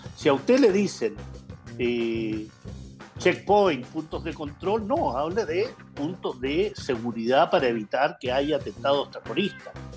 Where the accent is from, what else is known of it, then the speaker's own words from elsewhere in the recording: Chile; como chilenos